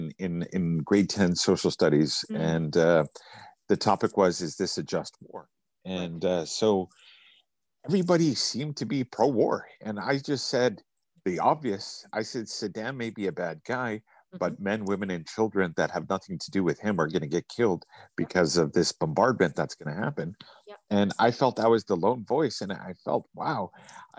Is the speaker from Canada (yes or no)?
yes; Canada; I'm from Canada.